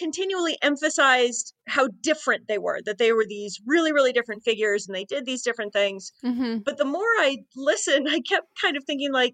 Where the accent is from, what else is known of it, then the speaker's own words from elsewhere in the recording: Hutchinson, Minnesota, United States; also born or lived in Madison, Wisconsin; now in Massachusetts, United States; I'm actually originally from rural Minnesota. I grew up in a small town called Hutchinson, which is about 60 miles west of the Twin Cities